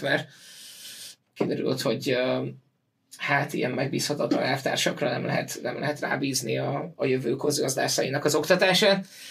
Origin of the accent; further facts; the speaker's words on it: Veszprém, Veszprém County, Hungary; Én Veszprémi vagyok